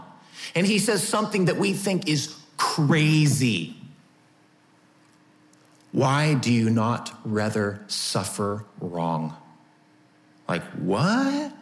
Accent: United States; us as American citizens

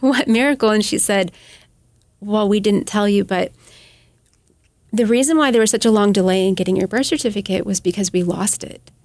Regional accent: United States; as American

